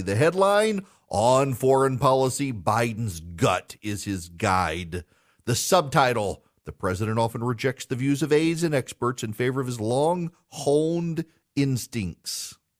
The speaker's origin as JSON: {"language": "English", "region": "Dubai", "country": "United Arab Emirates", "tie": "born or raised there", "said": "so I grew up in Dubai."}